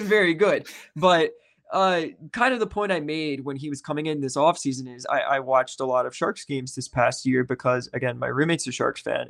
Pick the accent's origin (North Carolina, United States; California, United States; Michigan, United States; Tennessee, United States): Tennessee, United States; Nashville; the Nashville Predators, my hometown team